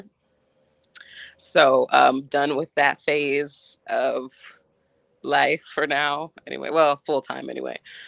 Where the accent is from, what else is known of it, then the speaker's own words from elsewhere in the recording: Woodstock, New York, United States; I was born in Woodstock, New York